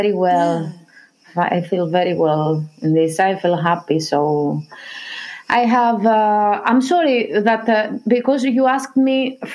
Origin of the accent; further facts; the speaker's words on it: Greece; also born or lived in Athens; I was born in Greece